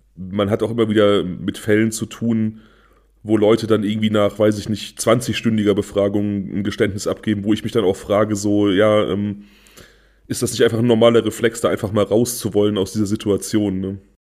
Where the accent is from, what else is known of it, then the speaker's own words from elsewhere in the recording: Germany; Niedertresselndorf, mein Heimatort